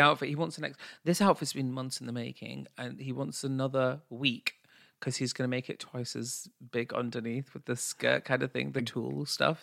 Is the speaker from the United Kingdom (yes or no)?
yes; United Kingdom; us being British and our South Asian heritage